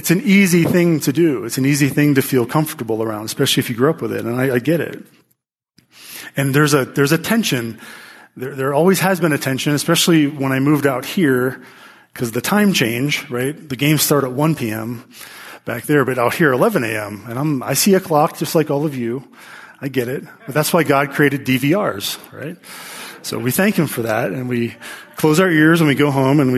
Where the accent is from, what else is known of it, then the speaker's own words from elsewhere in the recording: Pittsburgh, Pennsylvania, United States; I'm from Pittsburgh